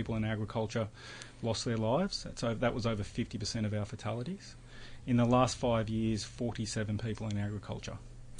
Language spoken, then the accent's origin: English; Braidwood, New South Wales, Australia; moved away; I grew up in Braidwood, little country town near Canberra, four-generational dairy farm that I grew up on there.